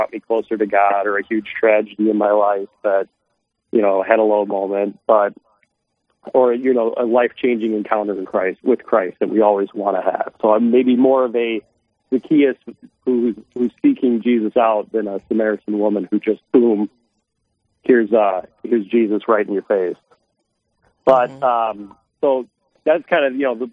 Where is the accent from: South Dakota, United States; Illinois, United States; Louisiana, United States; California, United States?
South Dakota, United States; Sioux Falls; also born or lived in Omaha; my wife Lisa and I, we grew up here in Sioux Falls. So we're basically lifelong Sioux Falls residents